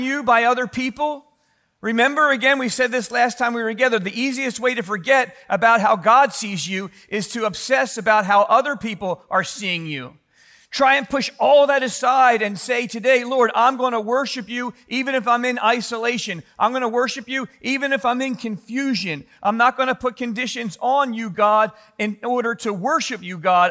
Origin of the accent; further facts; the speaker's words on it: Philadelphia, Pennsylvania, United States; growing up in Philly